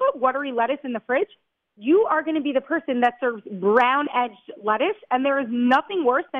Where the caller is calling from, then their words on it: Israel; I'm calling from Israel, so it gets shaky sometimes.